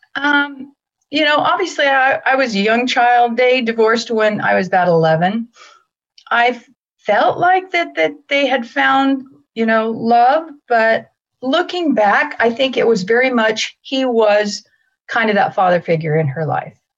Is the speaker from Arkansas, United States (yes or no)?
no; Greeley, Colorado, United States; I was born in Greeley, Colorado